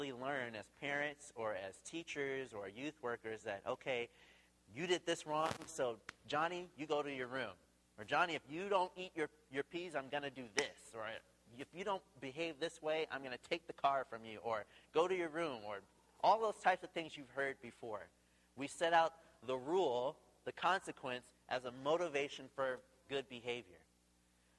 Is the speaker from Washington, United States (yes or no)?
yes; Tacoma, Washington, United States; now in Seattle, United States; we're originally from Tacoma. We live in Seattle